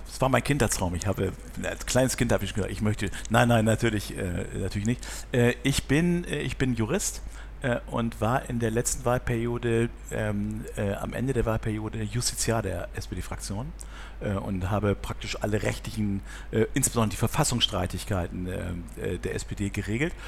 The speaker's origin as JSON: {"language": "German", "region": "Bremen", "country": "Germany", "tie": "born or raised there", "moved": "yes", "lives_now": "Hamburg, Germany", "said": "ich bin geboren in Bremen"}